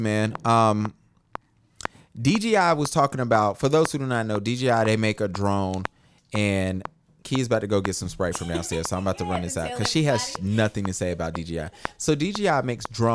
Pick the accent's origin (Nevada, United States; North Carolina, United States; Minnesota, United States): North Carolina, United States; Charlotte; Born and raised in Charlotte, North Carolina